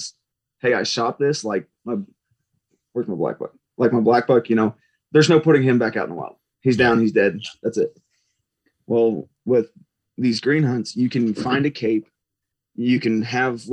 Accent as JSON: {"language": "English", "region": "Missouri", "country": "United States", "tie": "born or raised there", "moved": "yes", "lives_now": "Texas, United States", "said": "I grew up in Missouri"}